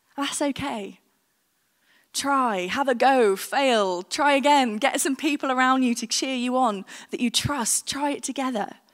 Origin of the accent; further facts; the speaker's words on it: United Kingdom; we, as the British